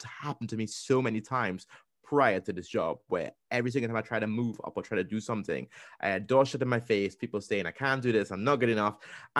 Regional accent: Trinidad & Tobago; accent: Trinidadian; Back then, my Trinidad accent was so strong and so thick. Like, you honestly couldn't understand me.

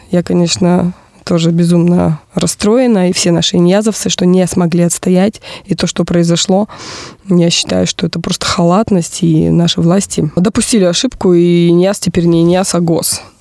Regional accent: Irkutsk, Irkutsk Oblast, Russia; also born or lived in Ulkan; Ну, родилась я в Иркутске, я коренная иркутянка, родители мои из Боханского района, но за свою жизнь я еще успела пожить на БАМе, пять лет бамовского детства, поселок Улькан

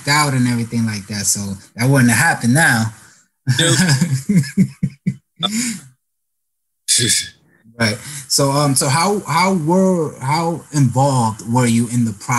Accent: New York, United States; now in Los Angeles, United States; I'm from New York

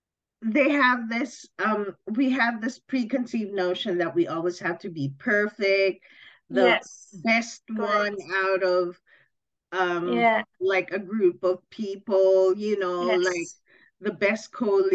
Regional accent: Philippines

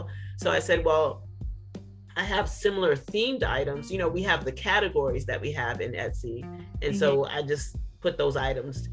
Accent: New York City, New York, United States; now in Bowie, Maryland, United States; We're originally from Brooklyn, New York, born and raised

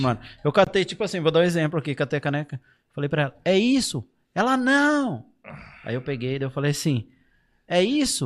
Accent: Brazil; moved away as an adult; now in Portugal; Eu cresci ali no Chacras Unidas

